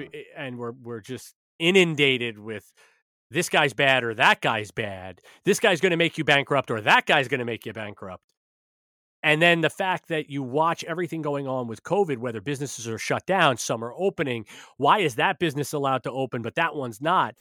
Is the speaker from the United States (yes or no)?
yes; New York, United States; I'm a New Yorker